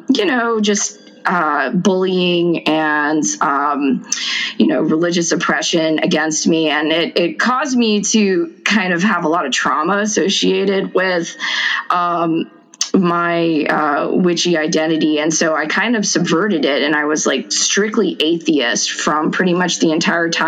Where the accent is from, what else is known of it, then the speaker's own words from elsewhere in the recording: near New Orleans, Louisiana, United States; I grew up in close to New Orleans, but in the surrounding areas